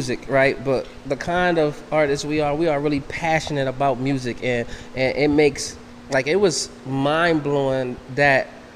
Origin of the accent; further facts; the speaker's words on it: Toledo, Ohio, United States; also born or lived in Philadelphia; I'm from Toledo, Ohio